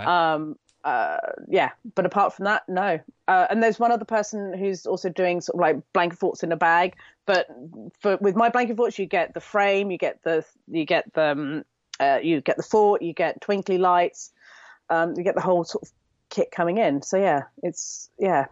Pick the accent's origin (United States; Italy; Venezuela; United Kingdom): United Kingdom; I'm typical Brit